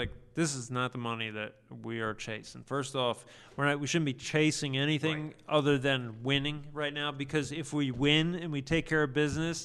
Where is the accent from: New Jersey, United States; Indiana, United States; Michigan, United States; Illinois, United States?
New Jersey, United States; growing up in New Jersey